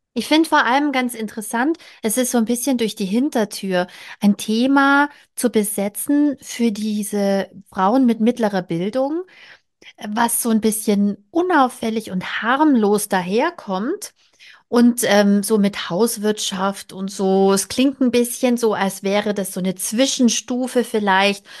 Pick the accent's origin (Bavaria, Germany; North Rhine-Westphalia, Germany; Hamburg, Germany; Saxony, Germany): Bavaria, Germany; aus meiner Heimat, ich komme aus Bayern